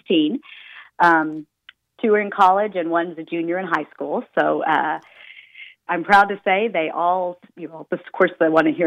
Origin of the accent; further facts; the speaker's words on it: Oklahoma, United States; moved away; also born or lived in Dallas; I'm originally from Oklahoma, born and raised